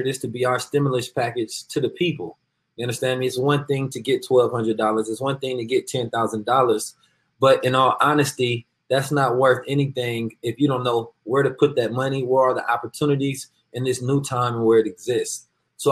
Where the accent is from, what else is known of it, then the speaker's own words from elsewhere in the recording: Oakland, California, United States; I am from Oakland, California